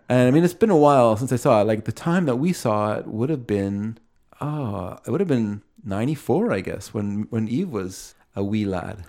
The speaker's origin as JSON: {"language": "English", "town": "Aldergrove", "region": "British Columbia", "country": "Canada", "said": "I come from Aldergrove"}